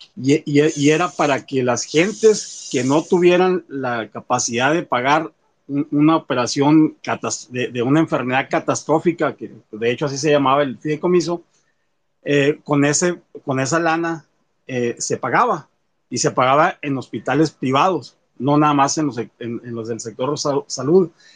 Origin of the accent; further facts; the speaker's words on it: Álamos, Sonora, Mexico; yo soy de Pueblo de Álamos